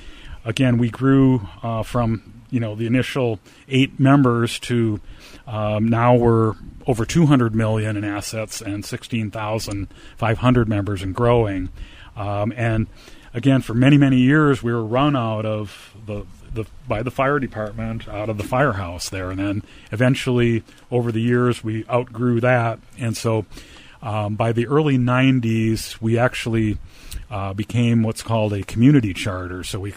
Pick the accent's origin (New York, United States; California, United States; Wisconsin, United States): Wisconsin, United States; Green Bay; also born or lived in Rockford, Illinois; now in Rochester, United States; I'm actually from Green Bay, Wisconsin.